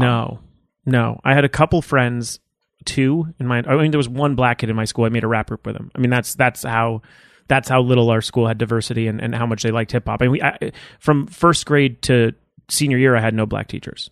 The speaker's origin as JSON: {"language": "English", "town": "Los Angeles", "region": "California", "country": "United States", "tie": "born or raised there", "said": "I grew up in Woodland Hills"}